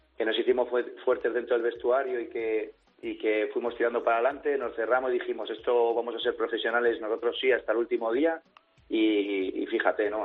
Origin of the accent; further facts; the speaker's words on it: Villarrobledo, Castilla-La Mancha, Spain; mi hermano y so, y yo somos de aquí, de Villarrobledo